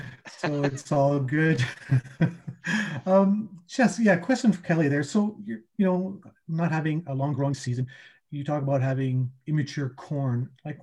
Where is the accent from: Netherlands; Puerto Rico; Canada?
Canada; Manitoba; Oh, Southern Manitoba.